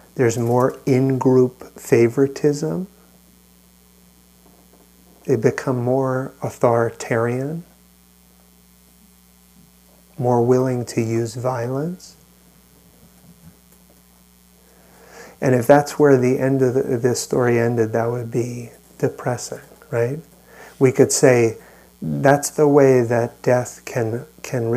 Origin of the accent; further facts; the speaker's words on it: New York, United States; now in California, United States; I grew up in New York and was out here for 9/11